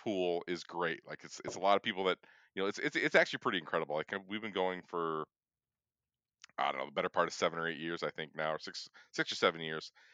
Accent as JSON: {"language": "English", "region": "Michigan", "country": "United States", "said": "we're from Michigan both of us"}